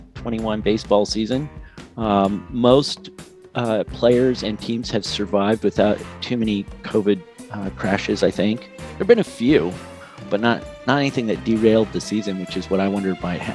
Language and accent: English; Southern California, United States; now in Seattle, United States; growing up in Southern California, I was a big Dodgers fan as a kid. And when you live in Seattle, at least since about 2001